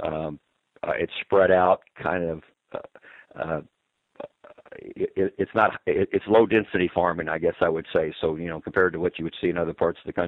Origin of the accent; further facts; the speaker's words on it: East Bernard, Texas, United States; I was born in East Bernard. There is not a hospital any longer in East Bernard, so I was one of the last of a generation to be born in this small town